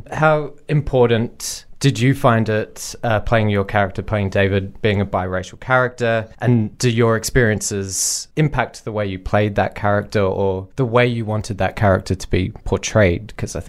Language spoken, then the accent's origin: English; Australia; we've all been raised and grown up and identify as Australian people.